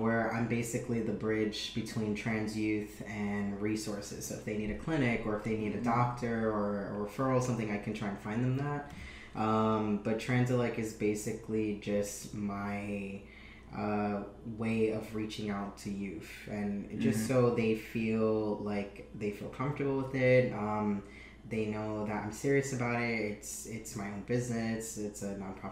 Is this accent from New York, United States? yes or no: yes; New York City, New York, United States; I'm from Brooklyn, New York.